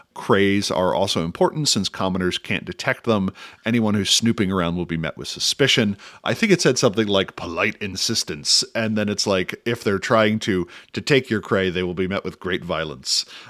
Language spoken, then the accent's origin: English; United States; as an American